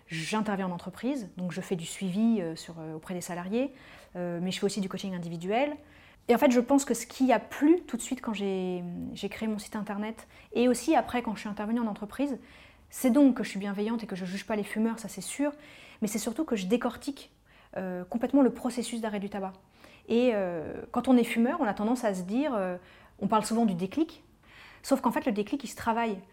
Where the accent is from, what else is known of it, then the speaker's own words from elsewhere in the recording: Paris, Île-de-France, France; Je suis parisienne, euh, j'ai toujours grandi à Paris